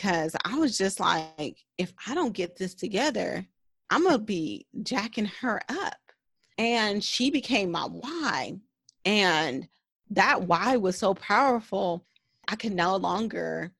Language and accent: English; United States; a Black woman growing up in America